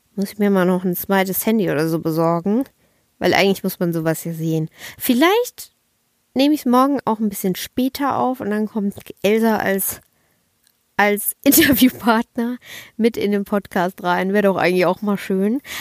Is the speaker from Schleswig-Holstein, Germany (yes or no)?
no; Kaiserslautern, Rhineland-Palatinate, Germany; moved away; also born or lived in Bavaria; ich war fünf Monate nicht mehr in meiner Heimat und fünf Monate habe ich meine Familie nicht mehr live und in Farbe gesehen